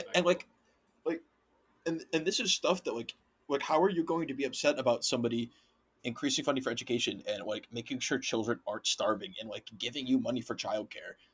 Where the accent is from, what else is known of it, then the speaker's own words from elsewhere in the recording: Waconia, Minnesota, United States; growing up in Waconia